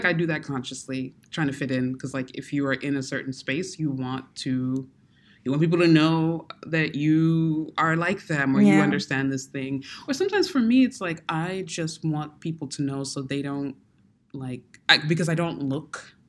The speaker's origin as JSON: {"language": "English", "region": "Maryland", "country": "United States", "said": "We're from Maryland"}